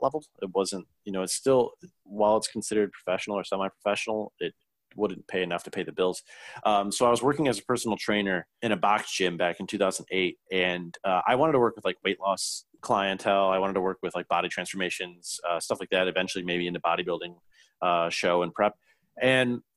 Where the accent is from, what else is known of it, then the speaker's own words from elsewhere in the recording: Lincoln Park, Michigan, United States; I grew up in Lincoln Park, Michigan